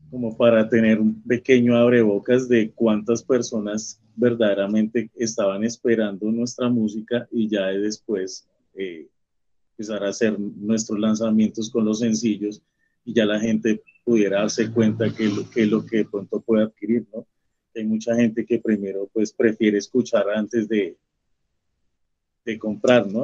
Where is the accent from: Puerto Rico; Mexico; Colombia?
Colombia; como colombianos y como latinoamericanos